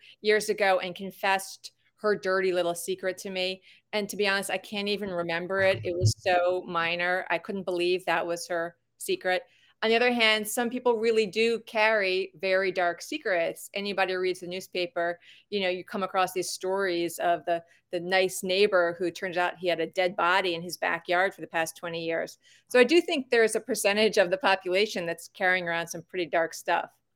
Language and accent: English; Long Island, New York, United States; moved away as an adult; also born or lived in Wilmington, North Carolina; I'm from Long Island.